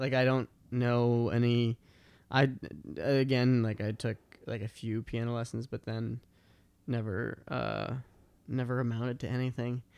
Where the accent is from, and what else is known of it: outside Boston, Massachusetts, United States; born or raised there; moved away